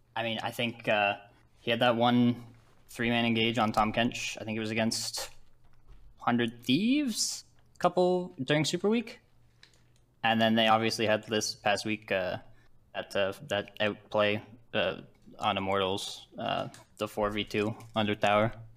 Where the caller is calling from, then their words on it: Ontario, Canada; I'm calling from uh, Ontario, Canada.